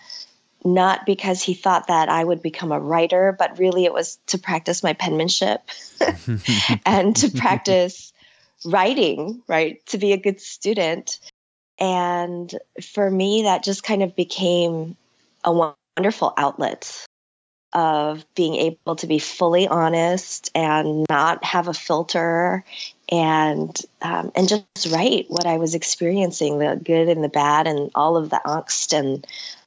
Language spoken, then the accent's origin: English; Chicago, Illinois, United States; also born or lived in Seoul, South Korea; settling in Chicago and growing up as a child of immigrants and a child who didn't know what it meant to be just an American kid in the north side of Chicago